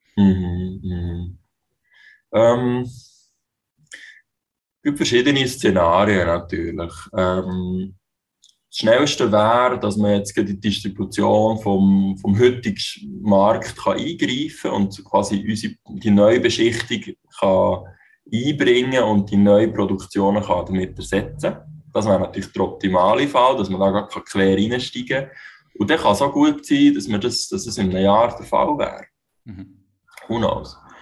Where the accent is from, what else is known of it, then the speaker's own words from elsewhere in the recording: Switzerland; ich bin in der Schweiz geboren